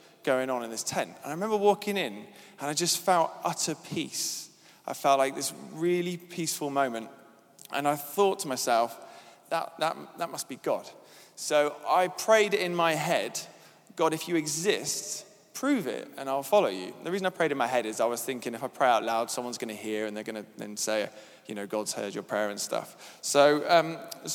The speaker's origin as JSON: {"language": "English", "area": "Devon", "region": "South West England", "country": "United Kingdom", "tie": "born or raised there", "said": "I grew up in Devon with a family who went to church"}